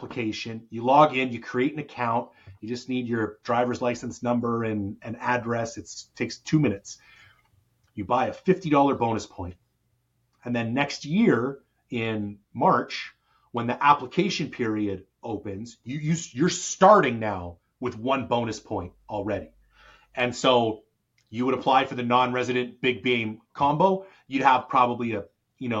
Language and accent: English; Canada; I'm a Canadian